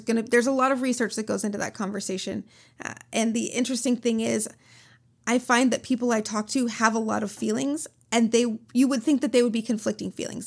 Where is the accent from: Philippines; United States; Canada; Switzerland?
United States; Minnesota; I'm from Minnesota